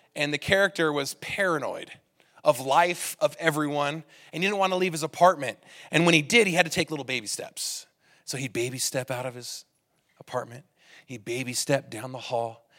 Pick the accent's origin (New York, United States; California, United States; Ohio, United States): California, United States; now in Utah, United States; I come from California, and in California, everybody drives really offensively